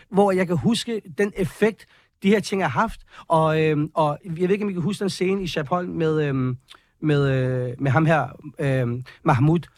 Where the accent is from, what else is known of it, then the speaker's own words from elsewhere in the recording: Copenhagen, Capital Region of Denmark, Denmark; vi er opvokset på Amager